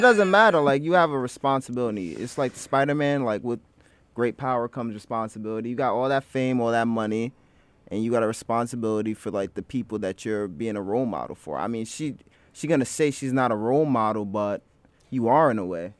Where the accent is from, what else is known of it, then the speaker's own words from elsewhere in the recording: New York City, New York, United States; I'm a Harlem native